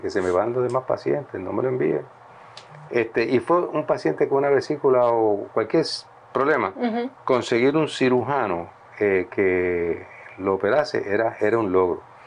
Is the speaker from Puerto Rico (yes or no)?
yes; Puerto Rico; un buen amigo mío, que se nos criamos juntos, eh, en Flower Park, en Atorrey.